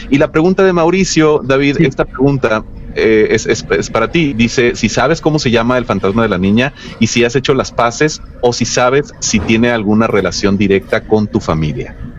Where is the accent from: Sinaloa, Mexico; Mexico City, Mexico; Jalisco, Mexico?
Sinaloa, Mexico; Los Mochis; Yo soy, yo soy nativo de los Mochis Sinaloa.